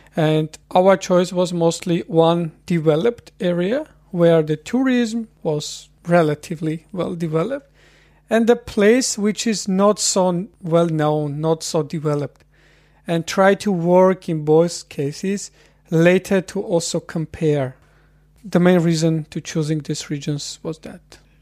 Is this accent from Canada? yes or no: no; Dilijan, Tavush, Armenia; moved away as an adult; now in Vienna, Austria; I was born in Armenia in a small city, which is located in the territory of National Park. And since childhood, I spent a lot of time in the nature.